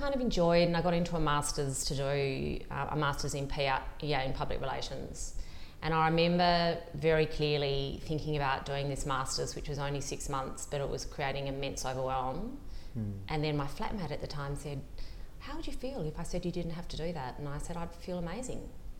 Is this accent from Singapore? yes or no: no; Launceston, Tasmania, Australia; moved away as an adult; also born or lived in Hobart / Sydney; I grew up in Tasmania. Oh, nice. In Launceston. So I went to school in Launceston, and within a couple of months of my last year at school, I moved to Hobart to university